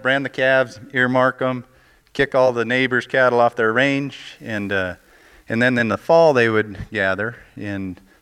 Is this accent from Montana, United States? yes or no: yes; Montana, United States; growing up in Montana, I worked for a fella